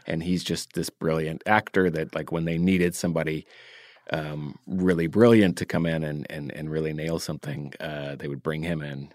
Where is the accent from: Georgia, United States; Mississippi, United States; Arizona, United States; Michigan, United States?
Georgia, United States; Decatur; grew up in DeKalb